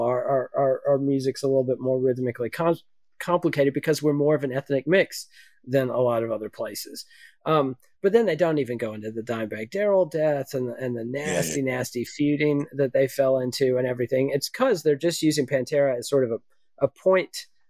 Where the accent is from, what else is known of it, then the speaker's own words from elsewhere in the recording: Texas, United States; I'm from Texas